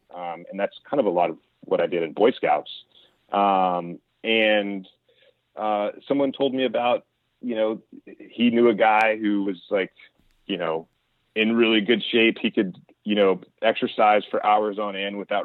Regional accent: Meridian, Mississippi, United States; moved away as an adult; also born or lived in Japan; I grew up in Meridian, Mississippi

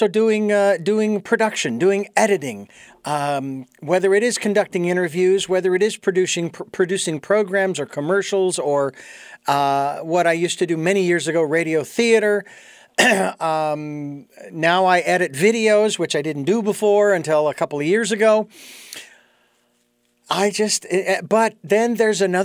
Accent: Phoenix, Arizona, United States; moved away; I was born and raised in Phoenix, Arizona

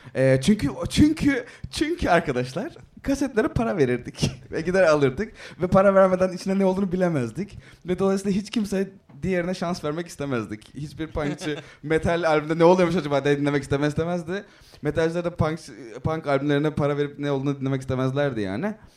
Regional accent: Izmir, Turkey; ben ortaokuldan liseye geçtiğimde e, Bostanlı'da Hatay'a taşındım. Yani Hatay, İzmir Hatay.

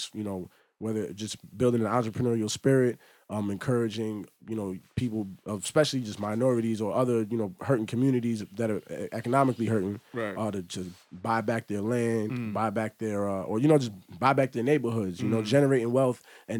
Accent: New York, United States; just growing up in New York and just seeing Trump Towers just built in seconds

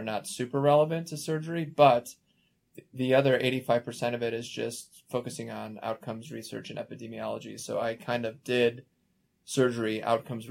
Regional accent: Chicago, Illinois, United States; moved away as an adult; also born or lived in Philadelphia, United States; now in Denver, United States; I grew up in Chicago

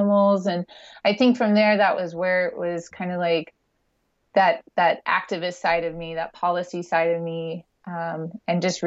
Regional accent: Nashville, Tennessee, United States; also born or lived in Santa Barbara, California; now in Maui, United States; I was born in Nashville and, you know, started my life landlocked

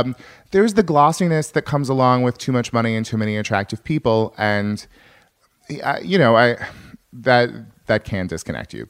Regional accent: farm town north of San Francisco, California, United States; now in Los Angeles, United States; I'm a Californian, I like California

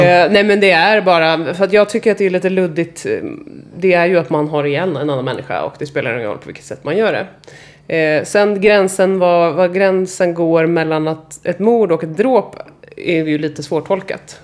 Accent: Stockholm, Stockholm County, Sweden; jag är uppvuxen i gamla Enskede

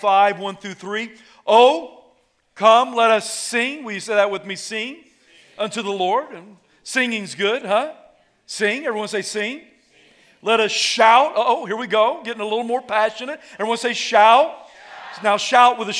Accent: the South, United States; I was raised in the South.

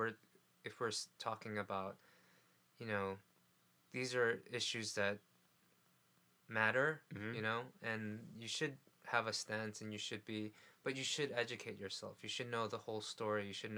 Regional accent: New York City, New York, United States; I grew up in New York City.

